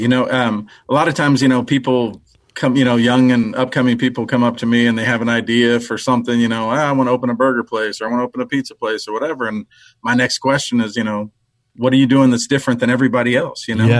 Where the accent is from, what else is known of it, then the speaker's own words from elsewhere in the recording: Cuero, Texas, United States; Well, I grew up in South Texas, Cuero, Texas, a little small town.